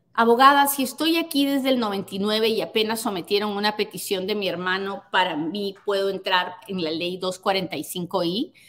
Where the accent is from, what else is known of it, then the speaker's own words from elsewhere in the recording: Peru; now in United States; soy peruana